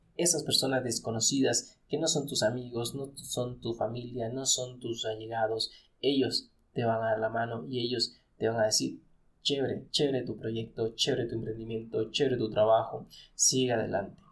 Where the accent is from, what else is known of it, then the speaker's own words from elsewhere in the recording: Ecuador; nosotros como ecuatorianos